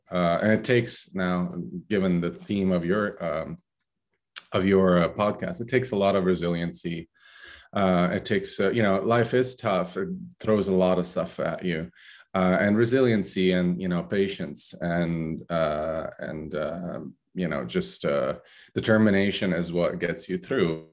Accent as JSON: {"language": "English", "town": "Brindisi", "region": "Apulia", "country": "Italy", "tie": "born or raised there", "also_born_or_lived": "Corfu, Greece", "moved": "yes", "said": "I was born in Brindisi, Italy. Uh, actually, a fishing village in Brindisi, Italy"}